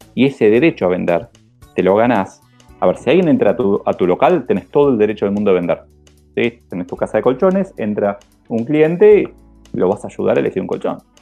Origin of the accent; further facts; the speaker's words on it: Argentina; nos pasa tanto en Argentina